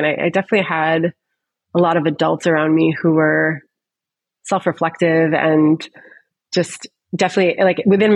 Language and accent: English; Syracuse, New York, United States; moved away; I'm from Syracuse originally